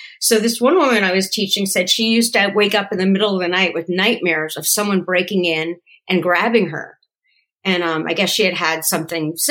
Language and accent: English; New Jersey, United States; moved away as an adult; also born or lived in Yonkers, New York / New York / Hollywood; I was born in Yonkers, but I really grew up in New Jersey